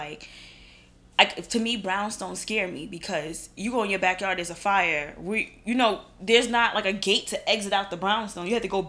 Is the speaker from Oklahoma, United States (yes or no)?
no; New York, United States; as a New Yorker living in Brooklyn, single woman, by myself, condo